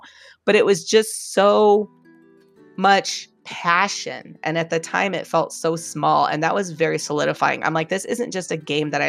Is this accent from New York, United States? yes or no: no; San Diego, California, United States; I grew up in San Diego